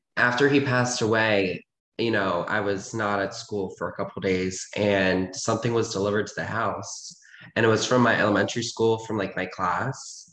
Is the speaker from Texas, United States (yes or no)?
no; Reisterstown, Maryland, United States; I was born in like this suburban town. It's called Ricerstown